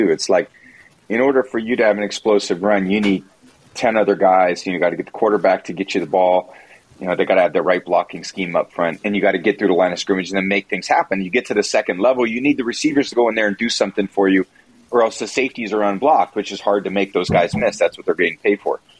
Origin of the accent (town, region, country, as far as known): San Francisco Bay Area, California, United States; born or raised there